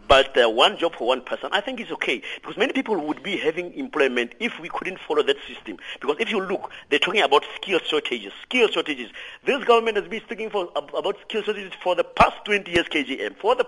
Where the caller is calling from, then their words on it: Lichtenburg, North West, South Africa; From Lichtenberg. Good morning.